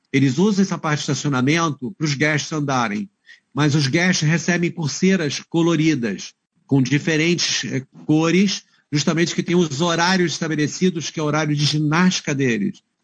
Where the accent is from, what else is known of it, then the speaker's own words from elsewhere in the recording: Rio de Janeiro, Brazil; moved away as an adult; also born or lived in Queenstown, New Zealand; now in Hamilton, New Zealand; eu sou carioca